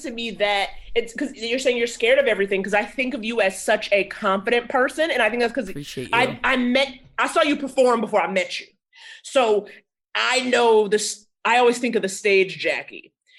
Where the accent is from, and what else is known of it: Harlem, New York, United States; born or raised there